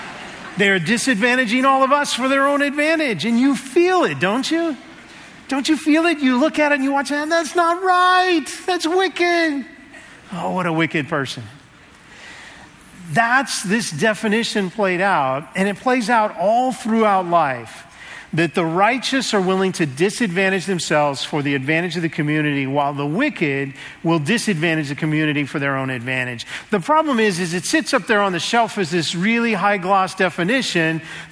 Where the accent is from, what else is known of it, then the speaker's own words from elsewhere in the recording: Seattle, Washington, United States; moved away; So I'm from Seattle. I just moved here about a month ago.